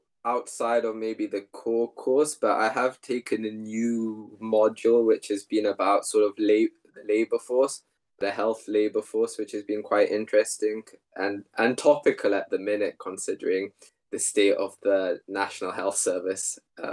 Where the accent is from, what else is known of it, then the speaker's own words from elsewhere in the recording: South Africa; which is a topic close to me because I'm South African as well.